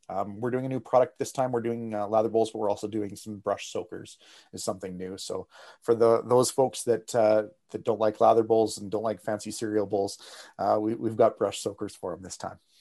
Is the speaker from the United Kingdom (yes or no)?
no; Canada; as a Canadian